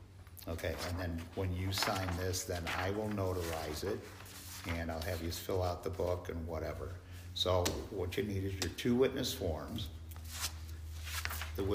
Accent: Montana, United States; now in Arizona, United States; I was born in Montana.

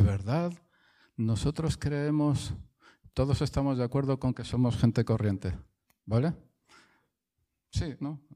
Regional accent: Spain; soy español

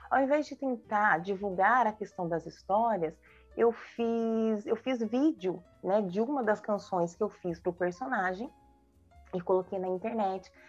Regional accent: São Paulo, Brazil; born there; now in Jacareí, Brazil; Eu sou nascida em São Paulo, mas eu moro há muitos anos na cidade de Jacareí, interior de São Paulo, aqui no Vale do Paraíba.

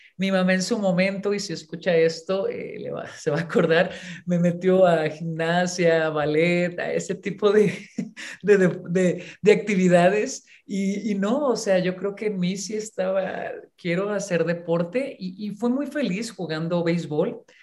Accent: Ensenada, Baja California, Mexico; moved away as an adult; also born or lived in Mexicali / Puebla; yo nací en Mexicali, pero siempre que a mí me preguntan de dónde eres originaria, yo muy orgullosamente digo que de Ensenada, Baja California nací en Mexicali y nos fuimos a vivir, yo cuando era, era niña, era pequeña todavía, a Ensenada.

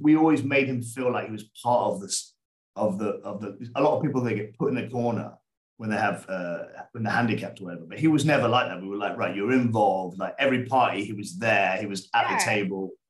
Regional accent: England, United Kingdom; moved away as an adult; now in Rhodes, Greece; I grew up in England

